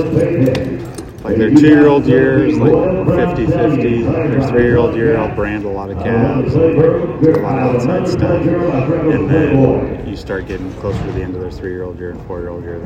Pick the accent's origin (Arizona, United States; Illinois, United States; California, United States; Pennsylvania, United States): California, United States; We're both from California.